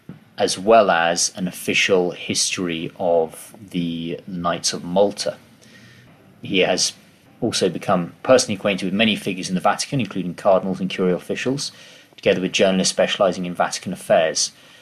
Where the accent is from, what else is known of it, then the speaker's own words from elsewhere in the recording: England, United Kingdom; As English Catholics